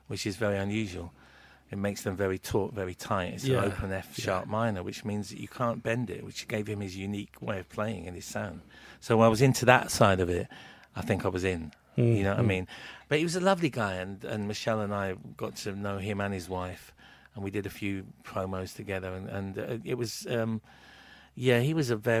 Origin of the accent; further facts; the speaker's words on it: King's Lynn, East of England, United Kingdom; where I grew up in Kings Lynn in the sort of mid-70s was like a bit of a soul town